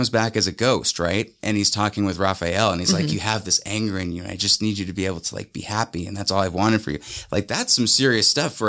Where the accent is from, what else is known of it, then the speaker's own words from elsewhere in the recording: Rawlins, Wyoming, United States; also born or lived in Ogden, Utah / Roy, Utah; now in Utah, United States; I grew up in Rawlins, Wyoming.